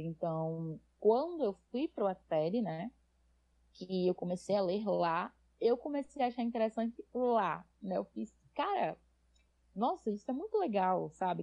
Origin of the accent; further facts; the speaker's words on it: Natal, Rio Grande do Norte, Brazil; accent: nordestino; E eu sou nordestina, como pode ver pelo sotaque. Um, sou de Natal, no Rio Grande do Norte